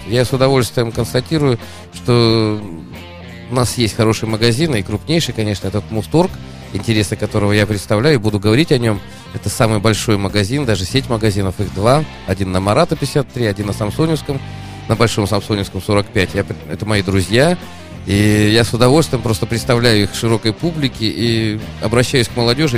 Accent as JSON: {"language": "Russian", "region": "Saint Petersburg", "country": "Russia", "said": "как питерский житель"}